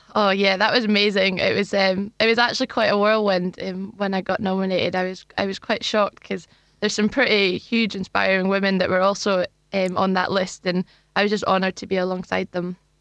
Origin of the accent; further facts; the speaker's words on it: Luncarty, Scotland, United Kingdom; So I grew up in, in Perth, actually, in a village called Longcurty.